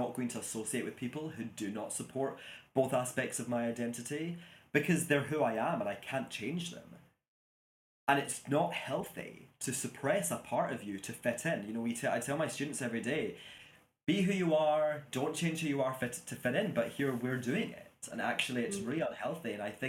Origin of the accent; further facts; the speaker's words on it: Glasgow, Scotland, United Kingdom; And I'm like, oh, I'm from Glasgow.